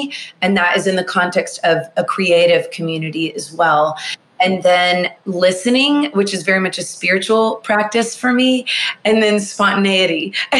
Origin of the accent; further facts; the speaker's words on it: Nashville, Tennessee, United States; I'm from Nashville, Tennessee, born and raised here.